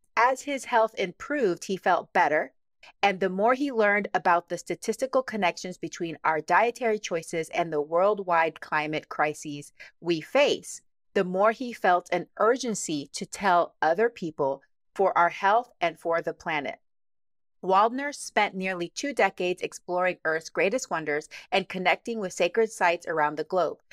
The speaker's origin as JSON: {"language": "English", "region": "Texas", "country": "United States", "tie": "born or raised there", "also_born_or_lived": "Cincinnati, Ohio", "moved": "yes", "said": "I grew up in Texas"}